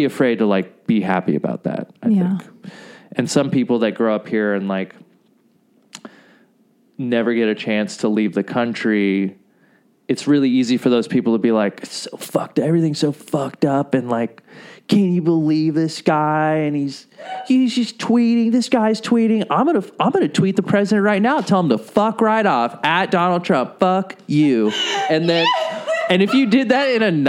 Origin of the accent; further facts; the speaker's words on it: Southern California, United States; English is a second language; also born or lived in Jordan / Saudi Arabia / Florida; we moved to California, Southern California, in 1993